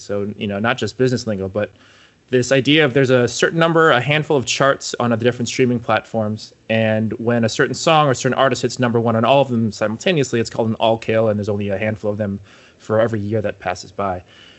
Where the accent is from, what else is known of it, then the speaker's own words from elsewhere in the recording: New York, United States; as a New Yorker